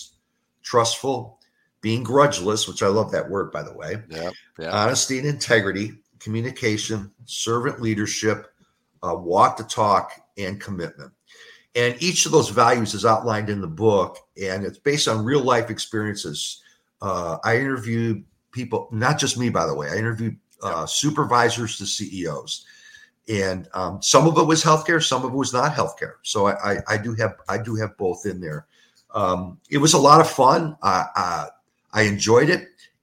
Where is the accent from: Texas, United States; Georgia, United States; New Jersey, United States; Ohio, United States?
Ohio, United States; Cleveland; also born or lived in Toledo / Kansas City / Louisville / rural Missouri; now in Southwest Florida, United States; My hometown is Cleveland